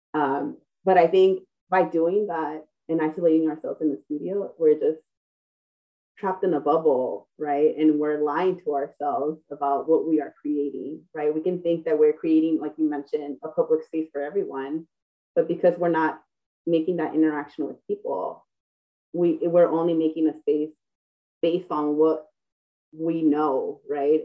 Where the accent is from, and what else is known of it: Los Angeles, California, United States; born or raised there